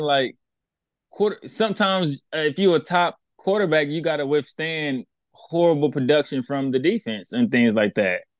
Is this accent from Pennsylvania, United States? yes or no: no; Houston, Texas, United States; moved away; I'm from Houston